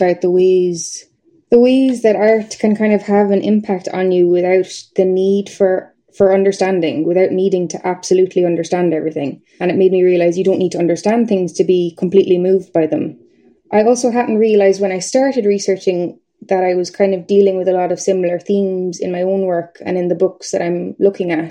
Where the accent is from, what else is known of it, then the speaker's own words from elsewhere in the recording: Nenagh, Tipperary, Ireland; moved away as an adult; now in Belfast, United Kingdom; my hometown where I'm from, it's Nina in Tipperary, and it's a small town.